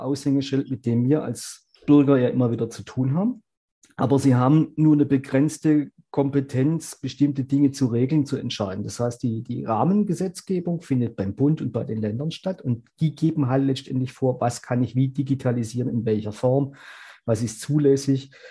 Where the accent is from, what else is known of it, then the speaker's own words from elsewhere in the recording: Germany; bei uns in Deutschland